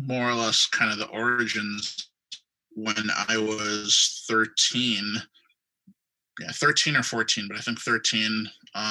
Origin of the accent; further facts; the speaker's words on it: Guelph, Ontario, Canada; I grew up in Guelph, Ontario